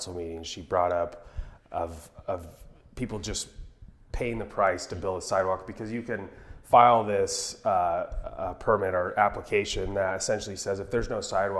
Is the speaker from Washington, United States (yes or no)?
yes; Tri-Cities, Washington, United States; moved away as an adult; also born or lived in Philadelphia, Pennsylvania / New York City; I was born and raised in Tri-Cities in the surrounding area